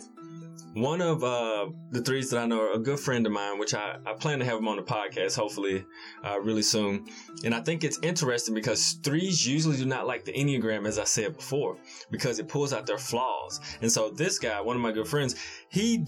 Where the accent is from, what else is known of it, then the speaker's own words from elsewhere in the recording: Memphis, Tennessee, United States; we're both from the Memphis area, urban Memphis area. So, you know, we both grew up in the hood.